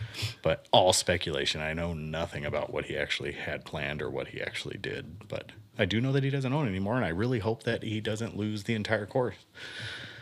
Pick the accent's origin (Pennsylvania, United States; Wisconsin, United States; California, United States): California, United States; San Bernardino; moved away; also born or lived in Miami, Florida; I was born in San Bernardino, California, like raised in the desert